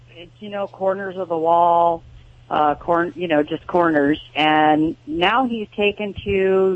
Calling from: Lake Havasu City, Arizona, United States; I'm calling from Lake Havasu City, Arizona.

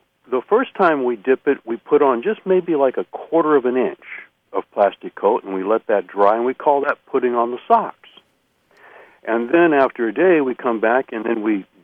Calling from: Eureka, California, United States; I'm calling from Eureka, California.

